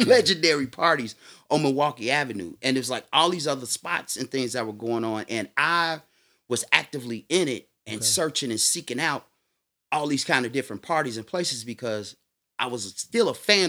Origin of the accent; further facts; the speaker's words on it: Netherlands; especially in my home country, the Netherlands, ….